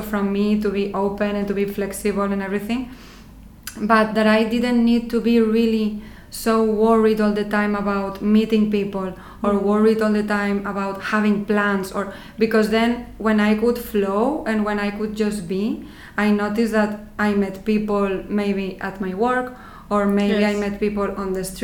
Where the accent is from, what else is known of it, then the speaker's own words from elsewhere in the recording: Madrid, Community of Madrid, Spain; English is a second language; moved away as an adult; also born or lived in London, United Kingdom; now in Netherlands; I am originally from Spain, from Madrid